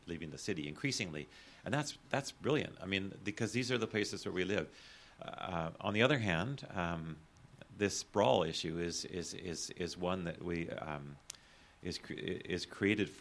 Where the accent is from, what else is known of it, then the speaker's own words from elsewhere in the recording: Calgary, Alberta, Canada; When I was a kid growing up in Calgary